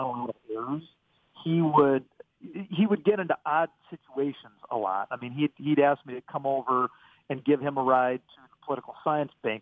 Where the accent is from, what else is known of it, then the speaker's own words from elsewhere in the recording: Pierre, South Dakota, United States; growing up in Pierre